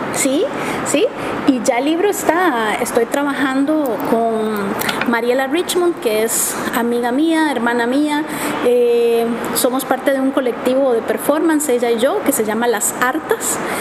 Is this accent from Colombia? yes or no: no; Costa Rica; yo soy de Costa Rica